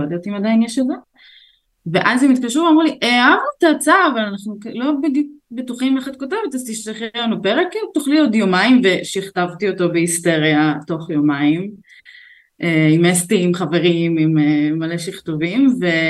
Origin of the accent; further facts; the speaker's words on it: Beit She'an, Northern District, Israel; moved away as an adult; also born or lived in Azerbaijan; now in Tel Aviv, Israel; גדלתי בבית שאן